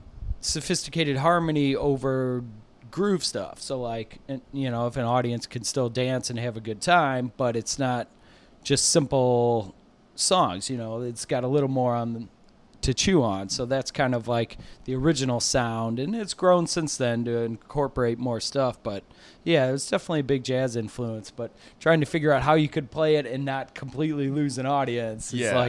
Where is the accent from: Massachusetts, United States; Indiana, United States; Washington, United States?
Indiana, United States; Crown Point; also born or lived in Illinois; I was born in Illinois, but grew up in Northwest Indiana in a town called Crown Point, and so that's where I'm still at now.